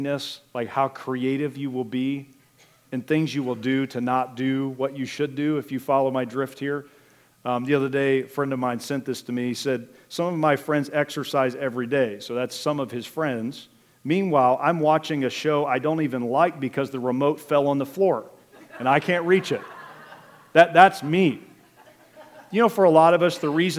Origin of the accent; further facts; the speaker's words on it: Richland County, Ohio, United States; also born or lived in Wooster, Ohio; now in Wayne County, United States; grew up over in Richland County